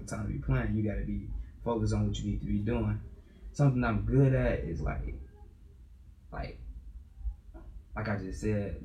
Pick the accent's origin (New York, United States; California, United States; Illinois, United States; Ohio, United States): Illinois, United States; Kankakee; I'm from Illinois. I'm probably, I don't know if people call it basically Chicago, but it's Kankakee